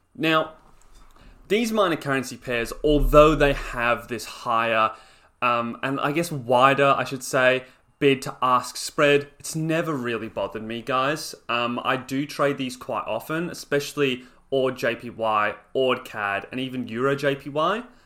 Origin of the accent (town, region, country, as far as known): Australia